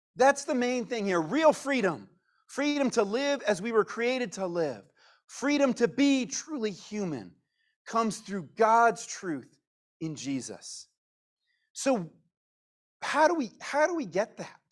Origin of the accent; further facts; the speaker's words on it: United States; we are Americans